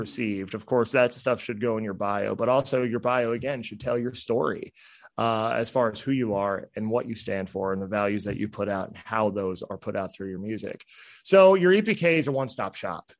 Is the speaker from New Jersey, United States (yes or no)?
yes; New Jersey, United States; moved away; I'm from New Jersey. we curse up there